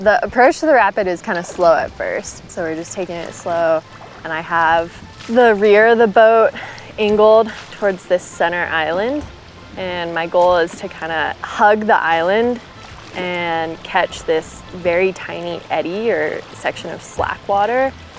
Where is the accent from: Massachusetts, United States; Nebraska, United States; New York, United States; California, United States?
California, United States; Mount Shasta; I grew up in Mount Shasta.